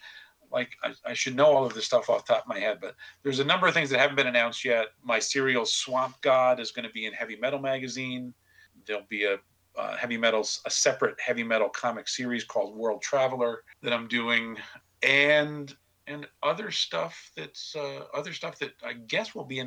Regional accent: Kingston, New York, United States; Kingston, New York, he lives in my hometown now

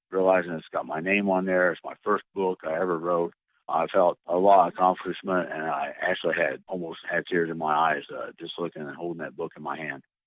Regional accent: Illinois, United States; moved away as an adult; also born or lived in Washington / New Mexico / Italy; now in Georgia, United States; I was born and raised in Illinois

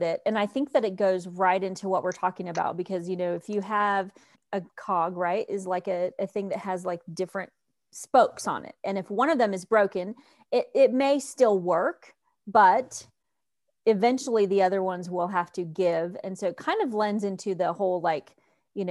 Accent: North Carolina, United States; I'm from the South, but, you know, from North Carolina

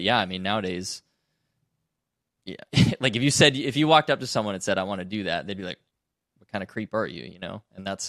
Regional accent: Canada; That's a little baffling to me as a Canadian with a different perspective.

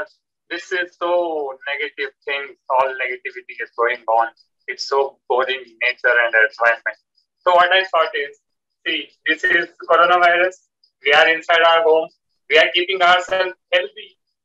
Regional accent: India; I'm from India.

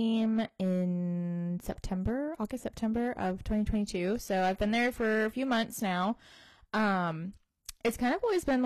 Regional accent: Georgia, United States; I live in Georgia, right outside of Savannah, actually. And Maddie and I, funny story, went to the same high school together

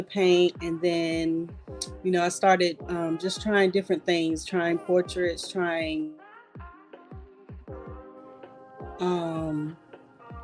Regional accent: North Carolina, United States; I'm from North Carolina, born and raised all my life, North Carolina, between Rockingham and Alamance County, all my life

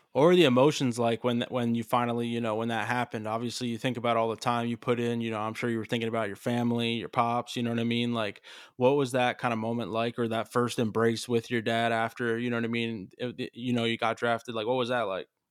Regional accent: Allentown, Pennsylvania, United States; I'm from Allentown. I'm literally from, like, the Lehigh Valley

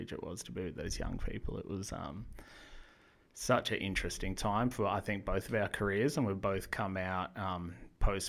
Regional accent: Noosa Heads, Queensland, Australia; moved away as an adult; also born or lived in Brisbane; now in Melbourne, Australia; I grew up in beautiful Noosa Heads, being a little rat bag that skateboarded and surfed every day

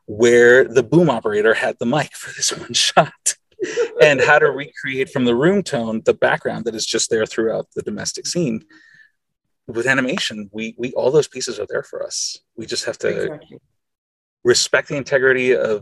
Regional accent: Costa Rica; first language Spanish; English is a second language; I grew up in Costa Rica, and I didn't become fluent in English until I was 10. And I was certainly, I did not speak any English before age 8.

